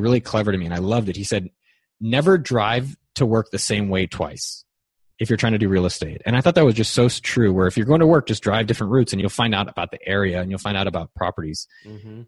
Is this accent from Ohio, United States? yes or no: no; Bay Area, California, United States; I grew up in the Bay Area where it's always been really expensive and interesting